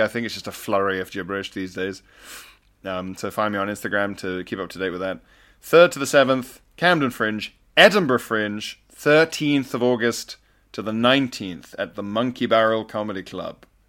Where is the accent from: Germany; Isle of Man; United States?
Isle of Man; I grew up on the Isle of Man with the T T races